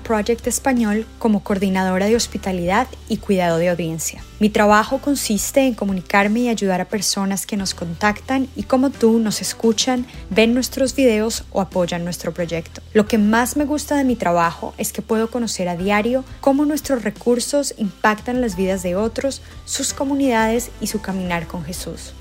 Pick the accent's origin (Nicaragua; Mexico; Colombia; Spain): Colombia; Bogotá; soy de Bogotá, Colombia